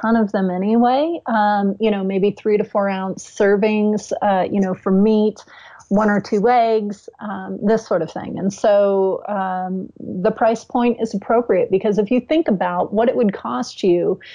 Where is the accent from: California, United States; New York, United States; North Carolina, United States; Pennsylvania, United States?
California, United States; I grew up in California, and I grew up in farming communities